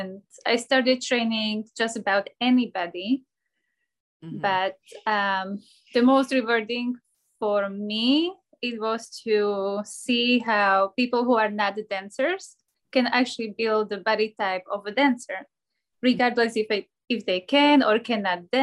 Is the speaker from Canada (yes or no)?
no; Slovakia; moved away as an adult; also born or lived in Scotland; now in Miami, United States; I am born and raised in Slovakia, but at the moment I live in Miami